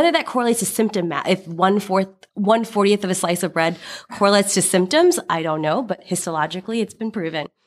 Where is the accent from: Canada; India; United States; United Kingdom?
India; English is a second language; Particularly being Indian, uh, actually the case that they used was of an Indian person